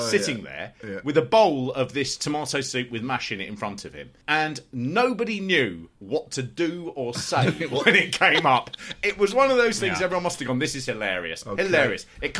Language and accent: English; London, United Kingdom; I'm from London.